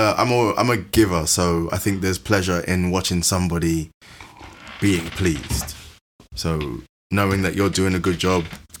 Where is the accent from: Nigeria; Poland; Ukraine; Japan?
Nigeria; No, I'm Nigerian.